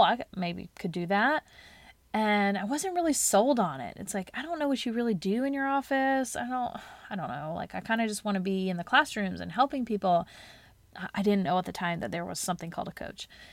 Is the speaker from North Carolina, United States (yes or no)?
yes; Charlotte, North Carolina, United States; it was called Teach Charlotte, 'cause it was here in my hometown